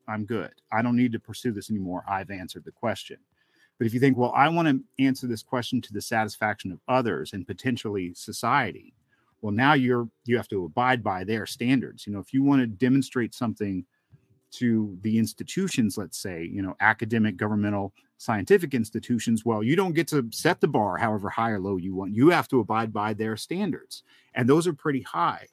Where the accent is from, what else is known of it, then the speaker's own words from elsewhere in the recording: Helen, Georgia, United States; it was outside of Helen, Georgia, where I grew up in the Northeast Georgia mountains there